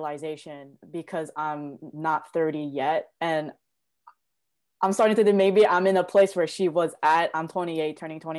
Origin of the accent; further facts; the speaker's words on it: South Korea; moved away; also born or lived in New York; I was born and raised in Korea, and my family is extremely traditional